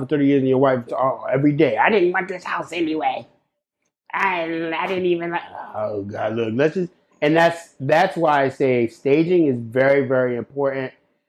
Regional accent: Catskill, New York, United States; But that's crazy because I grew up on Catskill.

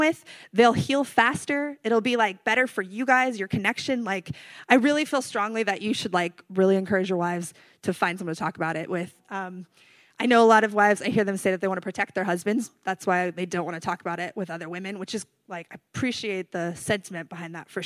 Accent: North Carolina, United States; moved away as an adult; also born or lived in California; I'm from North Carolina

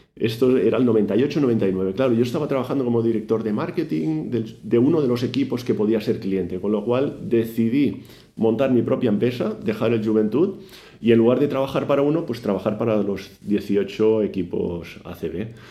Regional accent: Badalona, Catalonia, Spain; yo soy de Badalona, tuve la suerte de nacer en la ciudad que ama el baloncesto

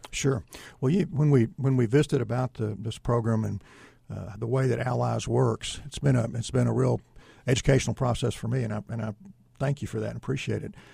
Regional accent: East Texas, United States; I'm from East Texas

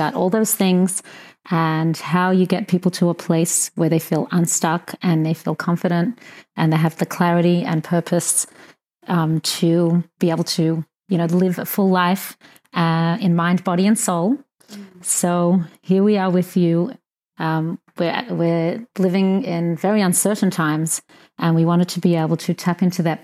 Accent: Australia; We're both Australian, actually, Jackie

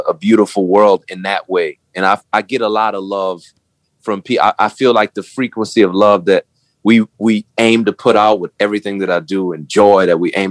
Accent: New Orleans, Louisiana, United States; I'm from New Orleans

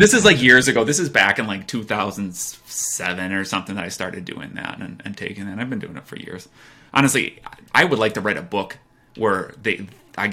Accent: United States; I'm from America

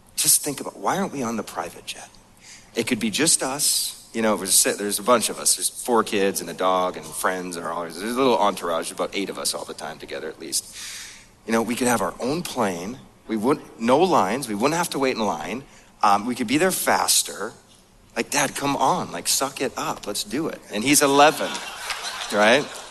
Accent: North Dakota, United States; moved away; I grew up in this mobile home, and I grew up in North Dakota

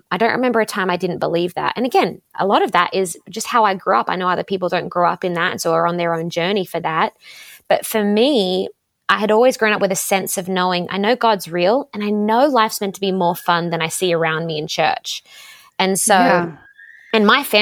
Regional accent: Sydney, New South Wales, Australia; moved away as an adult; also born or lived in Los Angeles, United States; I grew up in Australia in a place called the Shire, nothing to do with the Lord of the Rings

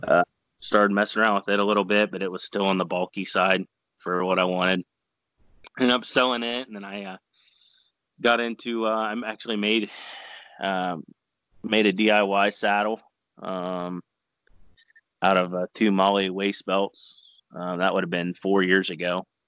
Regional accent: Caldwell, Ohio, United States; also born or lived in Senecaville, Ohio; originally I'm from the Caldwell area, so I just mm. moved uh, north about 20 minutes

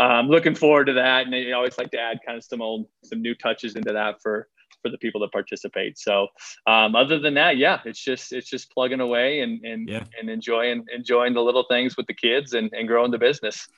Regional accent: Iowa, United States; I grew up, I grew up in Iowa

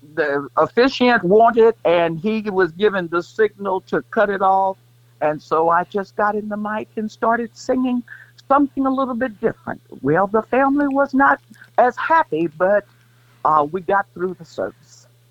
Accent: Kansas City, United States; moved away as an adult; also born or lived in Greensboro, North Carolina; I can't say I'm really from Kansas City

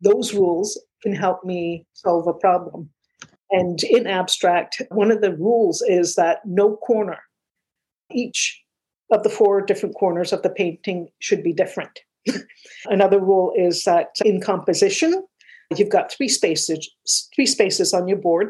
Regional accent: Mississauga, Ontario, Canada; also born or lived in Manchester, England; now in Toronto, Canada; Mississauga is my hometown. I was 8 years old when we got there

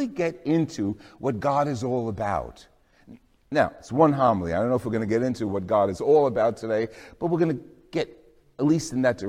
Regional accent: New Jersey, United States; I'm from New Jersey

